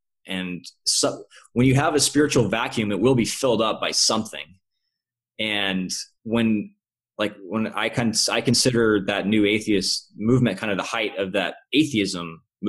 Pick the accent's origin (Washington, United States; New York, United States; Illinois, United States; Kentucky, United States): Kentucky, United States; now in California, United States; Kentucky. {S0} Oh, cool. {S1} Yeah, okay. Cool, Kentucky. Yeah. Southern boy.